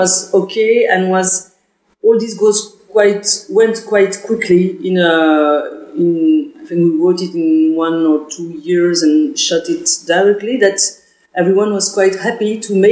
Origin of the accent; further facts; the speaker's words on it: Belgium; English is a second language; I'm from Belgium